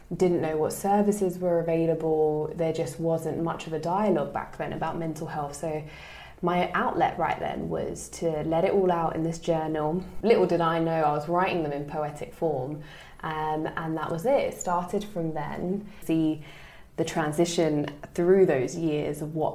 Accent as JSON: {"language": "English", "region": "London", "country": "United Kingdom", "tie": "born or raised there", "said": "I'm originally from East London, born and bred"}